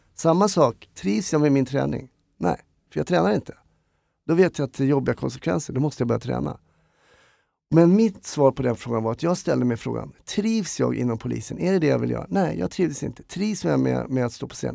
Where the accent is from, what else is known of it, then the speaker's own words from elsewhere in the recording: Stockholm, Stockholm County, Sweden; Jag är en stockholmare, glad skit, uppvuxen i Enskede